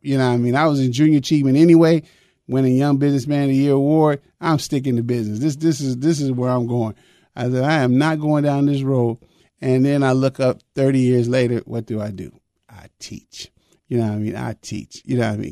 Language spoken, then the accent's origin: English; the North, United States; I was raised in the North, but I was raised Southern